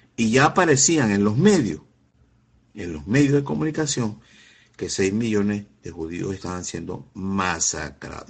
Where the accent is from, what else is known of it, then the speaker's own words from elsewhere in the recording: Venezuela; como venezolano